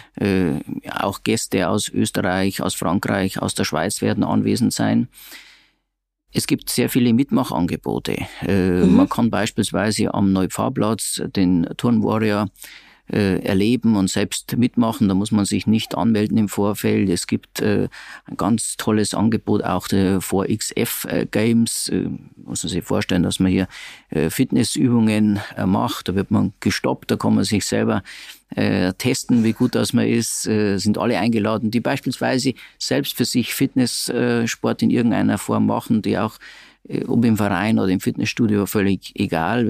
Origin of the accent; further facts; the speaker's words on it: Regensburg, Bavaria, Germany; bin Regensburger, habe eine Rechtsanwaltskanzlei in Regensburg